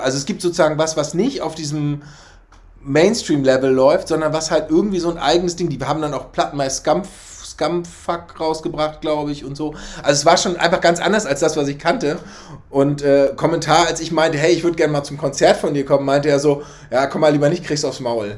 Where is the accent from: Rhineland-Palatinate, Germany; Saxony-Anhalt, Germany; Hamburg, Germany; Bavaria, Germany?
Hamburg, Germany; also born or lived in Schleswig-Holstein; ich bin in Altona groß geworden